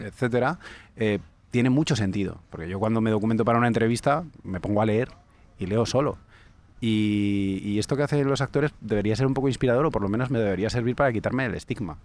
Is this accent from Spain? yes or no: yes; Calatayud, Aragon, Spain; now in Madrid, Spain; era en mi pueblo, cuando era pequeño en Calatayud